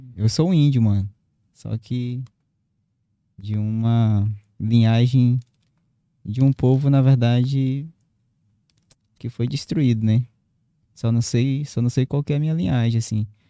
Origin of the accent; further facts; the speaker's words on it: Marechal Thaumaturgo, Acre, Brazil; moved away as an adult; now in Rio Branco, Brazil; eu nasci num, no município do interior do Acre, sou de Marechal Tamaturgo.